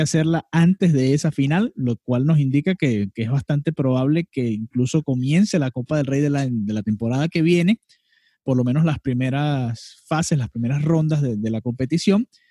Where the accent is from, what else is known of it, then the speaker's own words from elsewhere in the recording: Venezuela; Ambos somos venezolanos